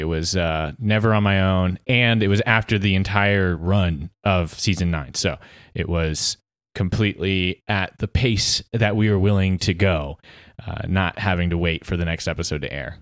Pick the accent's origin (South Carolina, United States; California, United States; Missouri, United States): South Carolina, United States; Easley; I'm a podcaster from Easley